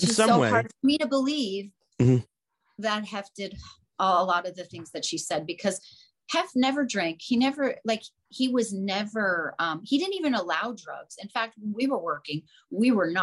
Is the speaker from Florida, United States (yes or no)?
yes; Florida, United States; moved away as an adult; now in California, United States; I grew up in Florida, born and raised.